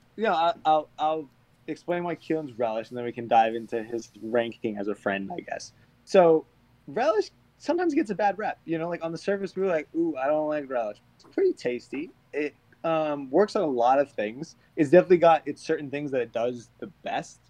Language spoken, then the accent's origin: English; just outside of Boston, Massachusetts, United States; I grew up just outside of Boston, closer to Boston than the rest of the Boston boys